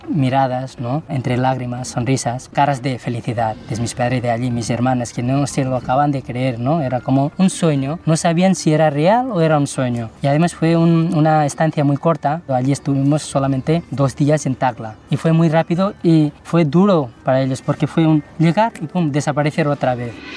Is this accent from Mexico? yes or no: no; Girona, Catalonia, Spain; Spanish is a second language; also born or lived in Takla, Jumla, Nepal; soy de Girona, pero de origen nepalí